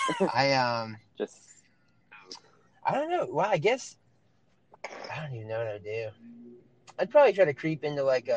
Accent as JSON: {"language": "English", "region": "South Carolina", "country": "United States", "also_born_or_lived": "Charleston, South Carolina", "said": "I currently live in Charleston, South Carolina. I'm from South Carolina, but I'm not technically from Charleston"}